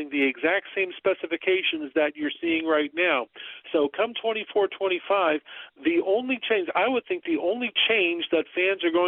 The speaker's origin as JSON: {"language": "English", "region": "Massachusetts", "country": "United States", "tie": "born or raised there", "said": "growing up in Massachusetts"}